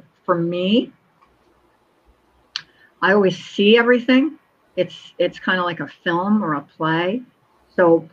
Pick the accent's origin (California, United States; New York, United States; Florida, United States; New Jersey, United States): New Jersey, United States; Collingswood; my hometown where I grew up